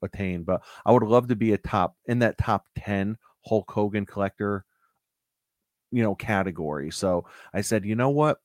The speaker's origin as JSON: {"language": "English", "region": "Connecticut", "country": "United States", "said": "I'm from Connecticut"}